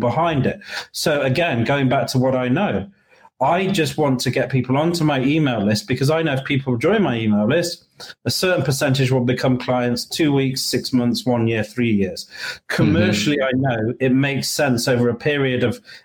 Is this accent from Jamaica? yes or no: no; United Kingdom; moved away as an adult; also born or lived in London / Colombia; now in Florida, United States; I'm British, so I do have clients in the UK